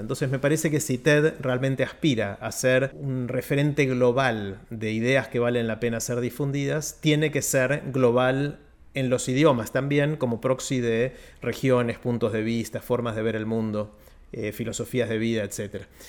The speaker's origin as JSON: {"language": "Spanish", "country": "Argentina", "also_born_or_lived": "United States", "said": "argentino, pero ciudadano del mundo"}